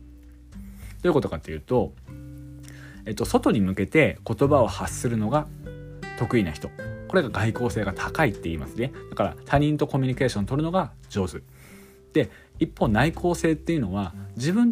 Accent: Yamagata, Japan; also born or lived in Tokyo; 2021年の8月末に、まあ、地元の山形に U ターン帰省しましたそうするとですねあの東京にいる時もそうだったんですけど

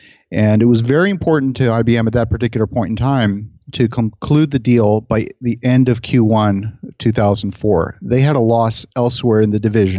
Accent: Halifax, Nova Scotia, Canada; I grew up actually mostly in Halifax, Nova Scotia.

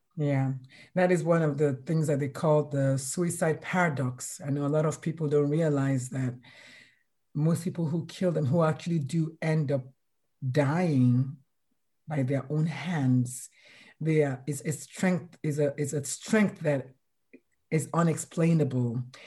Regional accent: Nigeria; I'm Nigerian

